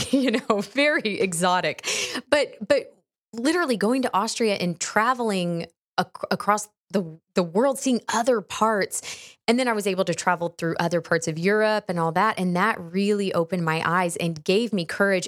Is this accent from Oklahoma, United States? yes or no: no; Houston, Texas, United States; I grew up in Texas